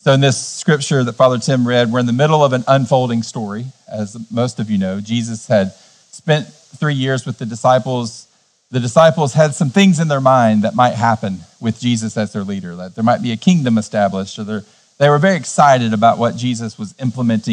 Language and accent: English; Cleveland, Tennessee, United States; In my hometown, Cleveland, Tennessee, we're in the buckle of the Bible Belt